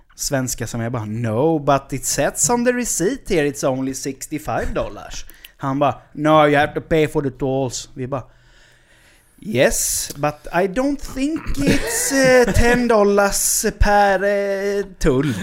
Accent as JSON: {"language": "Swedish", "country": "Sweden", "said": "som svensk man"}